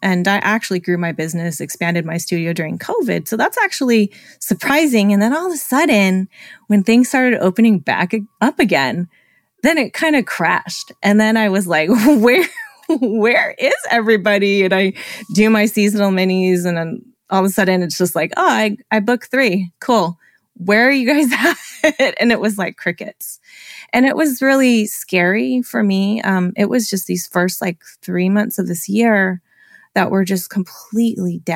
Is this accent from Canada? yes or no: no; California, United States; I was born and raised in California